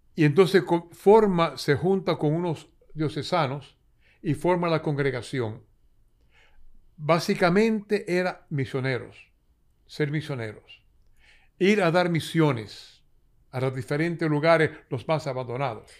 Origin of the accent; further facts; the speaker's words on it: San Juan de la Maguana, San Juan, Dominican Republic; Yo soy nacido en San Juan de la Maguana